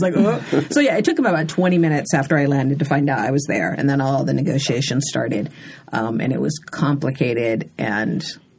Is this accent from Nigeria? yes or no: yes; Nigeria; even now when I tell Nigerians I'm Nigerian, they're like they don't believe it.